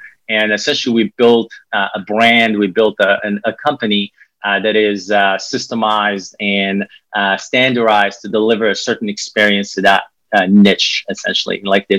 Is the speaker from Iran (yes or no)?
no; Morocco; English is a second language; So like I said, I'm originally from Morocco. I started my career in banking early age.